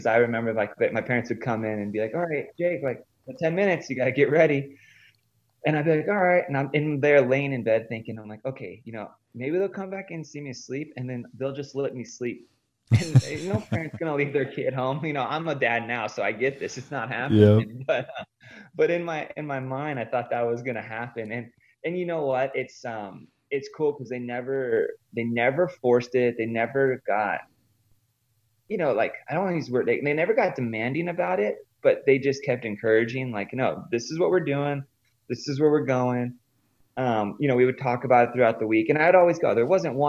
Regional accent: San Diego, California, United States; I grew up in Southern California, San Diego, and kind of your textbook San Diego kid.

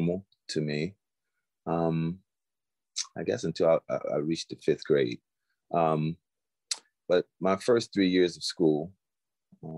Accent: Florence, Alabama, United States; growing up in the South, the Deep South, a little town in Alabama called Florence.

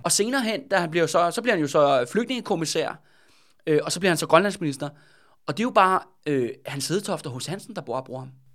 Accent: Denmark; ude fra Alperslund, hvor jeg er fra

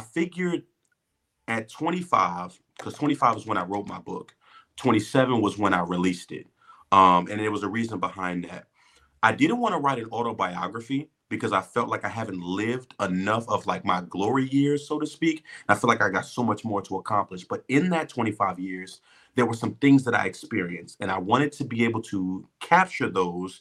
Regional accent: Philadelphia, Pennsylvania, United States; I'm from Philly

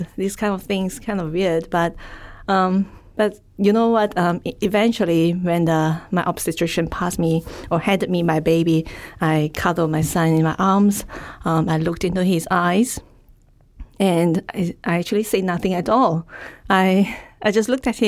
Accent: Malaysia; now in Melbourne, Australia; I'm from Malaysia

